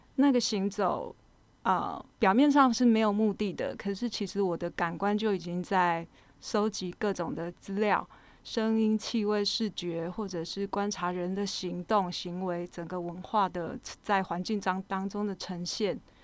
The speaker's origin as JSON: {"language": "Chinese", "region": "Pingtung County", "country": "Taiwan", "also_born_or_lived": "Kaohsiung / Tainan / Taichung / Taipei", "moved": "yes", "said": "我本身是屏东人，但是在高雄出生，那学习的背景就是一路北，往北发展，就是在台南的时候是学美，是美工科系，然后在台中的时候是，呃，造型科系，然后一直到台北是学，呃，造型所的雕塑组"}